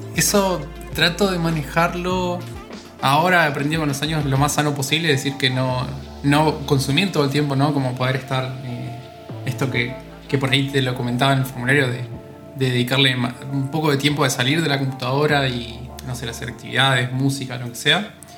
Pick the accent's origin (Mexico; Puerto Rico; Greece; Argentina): Argentina; Entre Ríos; moved away as an adult; now in Buenos Aires, Argentina; no soy de acá de Buenos Aires, soy de Entre Ríos, que es una provincia que está al norte de Buenos Aires